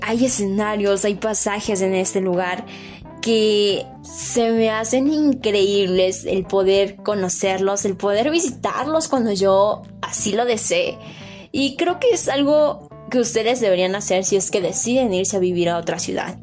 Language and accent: Spanish; a small community in the state of Puebla, Mexico; moved away; yo provengo de una comunidad pequeña ubicada en el estado de Puebla, aquí en México, y mi vida se resumía en solo ir de casa a la escuela y viceversa